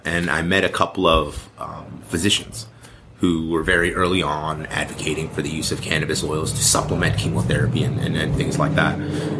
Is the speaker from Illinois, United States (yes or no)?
yes; Chicago, Illinois, United States; I'm from Chicago, Illinois, originally, born and raised.